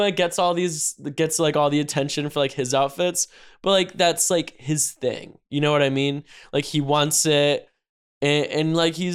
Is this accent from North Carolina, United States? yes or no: yes; North Carolina, United States; I'm from, I'm from North Carolina.